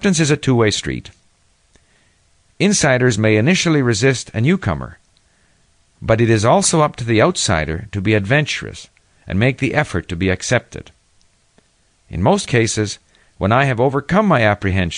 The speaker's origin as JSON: {"language": "English", "town": "Montreal", "region": "Quebec", "country": "Canada", "tie": "born or raised there", "also_born_or_lived": "Sweden", "first_language": "Swedish", "said": "I was born in Sweden in 1945 and emigrated to Montreal, Canada, as a five-year-old with my parents and older brother Tom"}